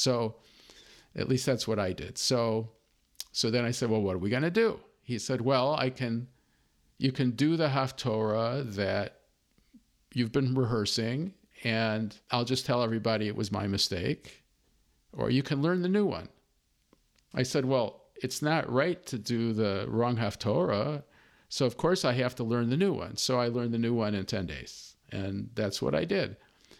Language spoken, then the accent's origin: English; Chicago, Illinois, United States; I grew up in Chicago.